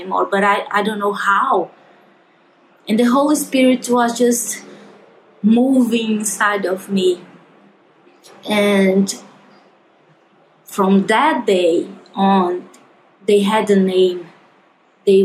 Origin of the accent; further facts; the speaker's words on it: João Pessoa, Paraíba, Brazil; we are from João Pessoa